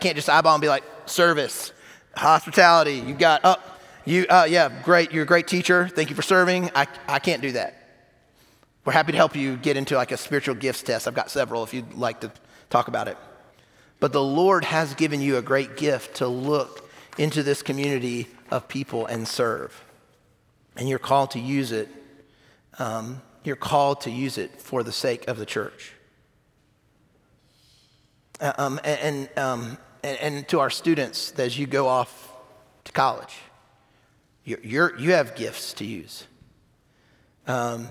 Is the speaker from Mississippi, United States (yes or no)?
no; South Carolina, United States; moved away as an adult; now in Huntsville, United States; I was in my 20s, and I'm from South Carolina